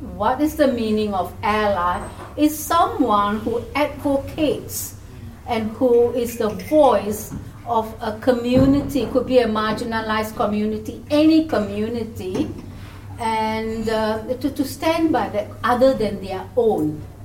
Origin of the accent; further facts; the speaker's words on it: Singapore; moved away as an adult; now in New Zealand; Originally, I'm from Singapore and uh, Indian background, and I came to New Zealand about, I think it's about 25 years ago